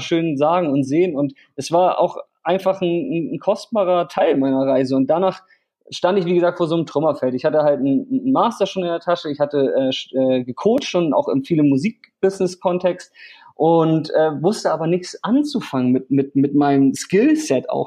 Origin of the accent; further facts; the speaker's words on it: Hamburg, Germany; also born or lived in Vietnam; ich komme aus Hamburg und lebe 50-50 in Hamburg und Vietnam